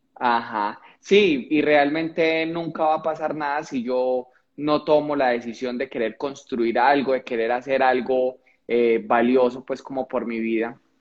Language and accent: Spanish; Colombia; cuando llego a la capital de Colombia, Bogotá